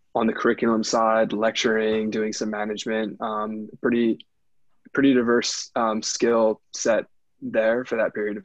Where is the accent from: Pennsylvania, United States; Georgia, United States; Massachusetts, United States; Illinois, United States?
Pennsylvania, United States; moved away; my hometown of Pennsylvania